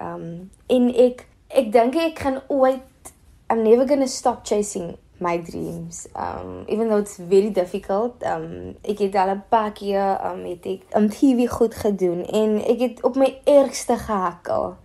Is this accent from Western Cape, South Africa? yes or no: yes; Cape Town, Western Cape, South Africa; Ek is van Mitchells Plain en ek is 'n singer-songwriter.